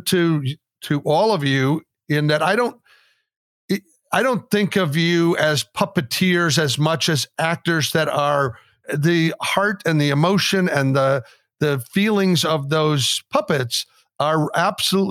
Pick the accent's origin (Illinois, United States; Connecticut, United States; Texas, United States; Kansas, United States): Texas, United States; Austin; that's my hometown, Austin